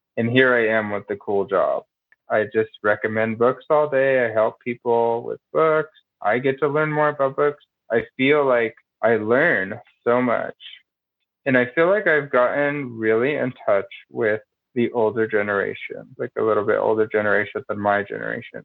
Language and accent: English; Denver, Colorado, United States; I am born and raised in Denver